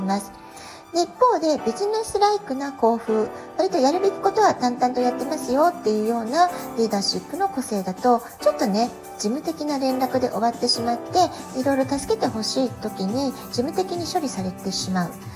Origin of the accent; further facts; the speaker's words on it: Japan; now in San Diego, United States; 私が日本人で